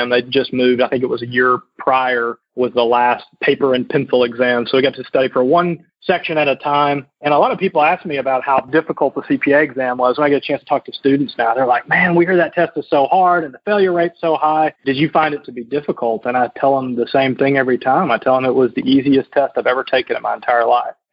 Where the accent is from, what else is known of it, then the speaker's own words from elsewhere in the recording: the South, United States; I was from the South originally, so living in Indianapolis, Indiana, I distinctly remember scraping ice off my windshield well into May.